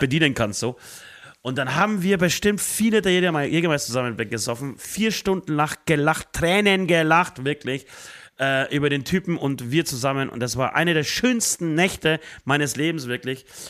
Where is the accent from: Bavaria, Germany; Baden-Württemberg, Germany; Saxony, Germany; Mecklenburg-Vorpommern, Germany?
Bavaria, Germany; Speichersdorf; das ist ein kleines Dorf außerhalb von Speichersdorf, da wo ich herkomme